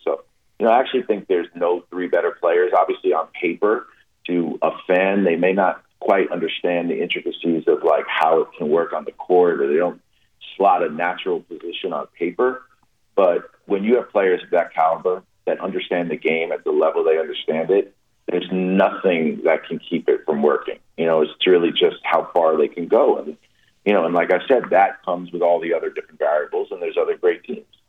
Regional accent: New York City, New York, United States; I grew up in New York City

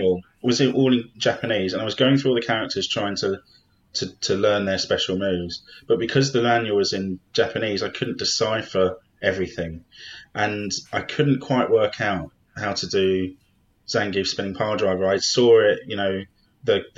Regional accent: London, United Kingdom; I grew up in South London

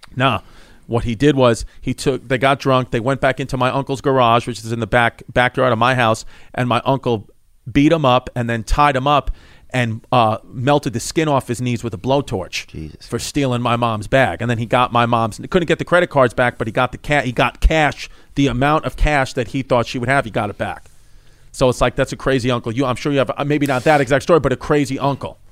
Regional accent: New York City, New York, United States; where I grew up in Ridgewood, Bushwick

